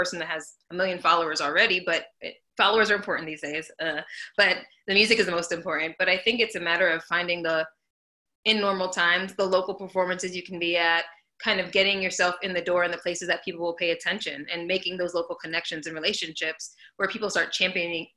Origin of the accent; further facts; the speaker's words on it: South Florida, United States; also born or lived in New York; now in Los Angeles, United States; I'm from South Florida. I moved to New York